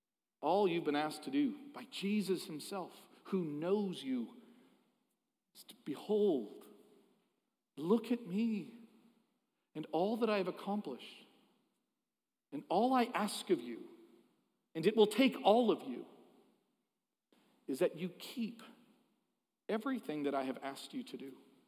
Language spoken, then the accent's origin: English; Philadelphia, Pennsylvania, United States; I am from Philadelphia. But my Savior is not. He is from Bethlehem.